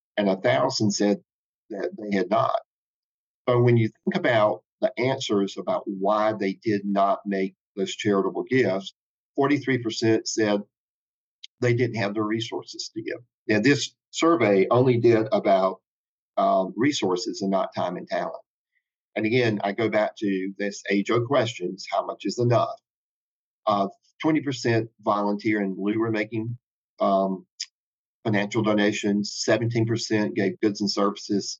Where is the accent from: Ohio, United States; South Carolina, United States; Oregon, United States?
South Carolina, United States; moved away; also born or lived in Charlotte; growing up in South Carolina